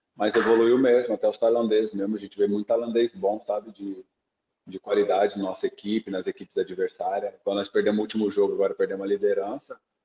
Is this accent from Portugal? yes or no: no; Brazil; now in Thailand; nós que somos brasileiros